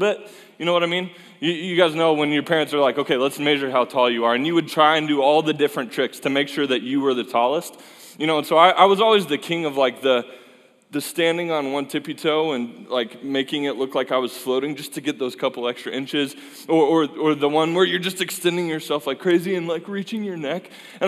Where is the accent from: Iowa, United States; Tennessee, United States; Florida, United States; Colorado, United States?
Colorado, United States; Fort Collins; a place where I grew up in Colorado and love that place